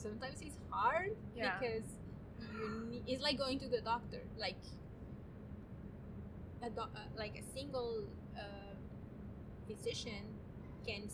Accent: Chihuahua, Mexico; now in Los Angeles, United States; I was born and raised in Mexico in a city called Chihuahua, which is at the north of part of Mexico, very close to the border with Texas.

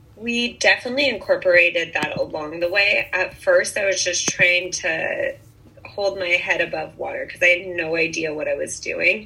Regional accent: Bainbridge Island, Washington, United States; moved away as an adult; also born or lived in Santa Barbara, California; now in Montecito, United States; I grew up in on Bainbridge Island, Washington. It's a little island off of Seattle.

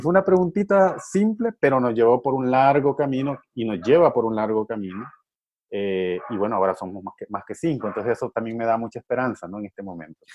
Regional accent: Honduras; now in El Salvador; desde niño, yo crecí también en un momento de represión, porque bueno, yo nací en Honduras, pues a la par de aquí del Salvador

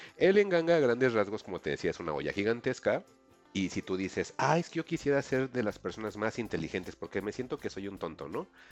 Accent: Mexico; nosotros como mexicanos

